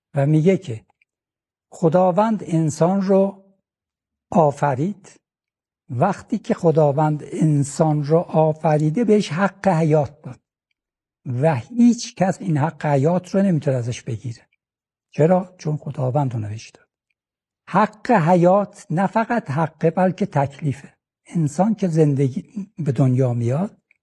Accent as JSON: {"language": "Persian", "country": "Iran", "said": "ما ایرانی هستیم من ایرانی هستم"}